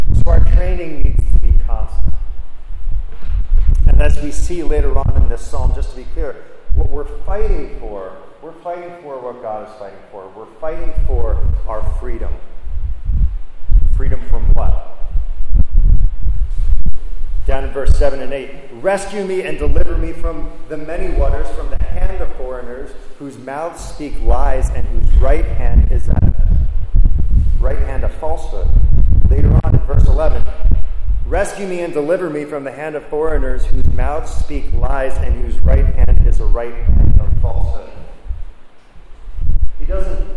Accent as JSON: {"language": "English", "region": "New Jersey", "country": "United States", "tie": "born or raised there", "said": "where I grew up in New Jersey"}